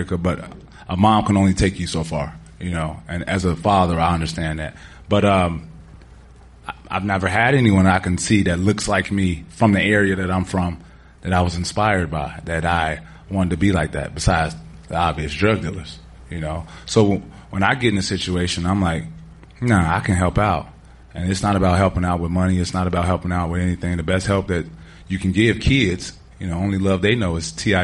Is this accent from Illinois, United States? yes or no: yes; Chicago, Illinois, United States; moved away; I'm from the dirt of Chicago.